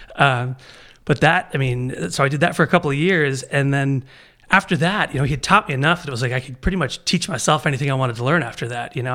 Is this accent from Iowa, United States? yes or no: no; Baltimore, Maryland, United States; moved away as an adult; I was born and raised in Baltimore